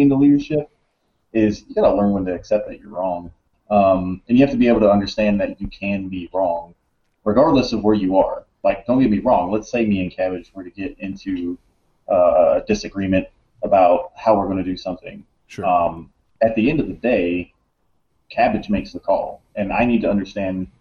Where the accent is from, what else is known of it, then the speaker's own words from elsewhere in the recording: Alabama, United States; moved away as an adult; also born or lived in Monterey, California; I grew up in Alabama